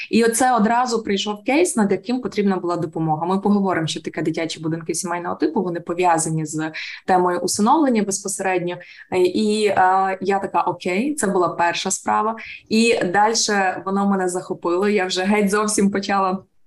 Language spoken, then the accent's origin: Ukrainian; Ukraine; Я українка, народилась в Україні.